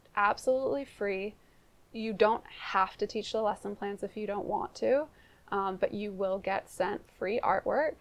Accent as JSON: {"language": "English", "town": "Seattle", "region": "Washington", "country": "United States", "tie": "born or raised there", "also_born_or_lived": "New Zealand", "moved": "as an adult", "said": "I grew up in Ballard"}